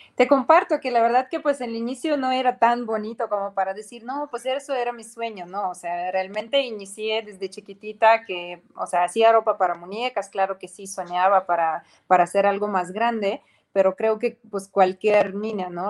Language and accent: Spanish; Ukraine; Spanish is a second language; moved away as an adult; also born or lived in Mexico; now in Cancún, Mexico; realmente sí soy de Ucrania